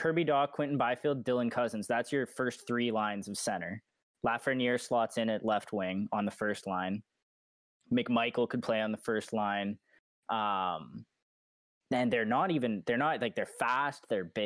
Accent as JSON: {"language": "English", "country": "Canada", "said": "as a Canadian"}